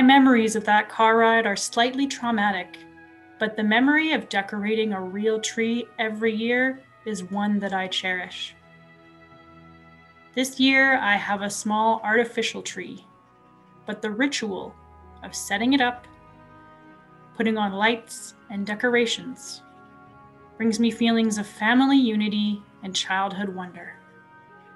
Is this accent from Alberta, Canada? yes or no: yes; Edson, Alberta, Canada; I grew up in Edson, Alberta, a small town in the foothills of the Rocky Mountains.